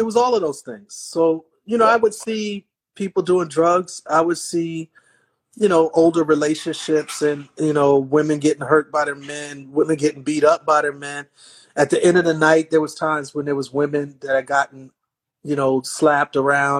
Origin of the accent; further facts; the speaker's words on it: Milwaukee, Wisconsin, United States; No, I'm from Milwaukee.